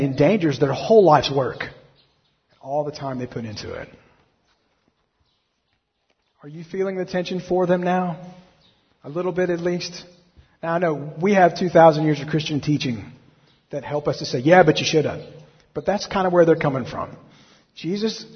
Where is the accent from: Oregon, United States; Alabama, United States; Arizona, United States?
Alabama, United States; I'm from Alabama